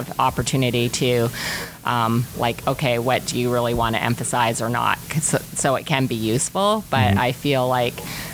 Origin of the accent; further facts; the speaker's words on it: Rossland, British Columbia, Canada; also born or lived in Revelstoke; now in Castlegar, Canada; I live in Castlegar, but I'm really from Roslyn